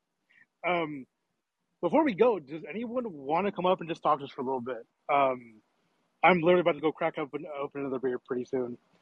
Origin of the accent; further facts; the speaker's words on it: Dallas, Texas, United States; I'm from Dallas